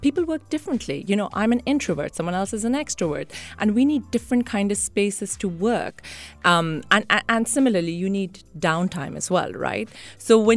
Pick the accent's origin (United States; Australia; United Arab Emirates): United Arab Emirates; Sharjah; born or raised there; also born or lived in Mumbai, India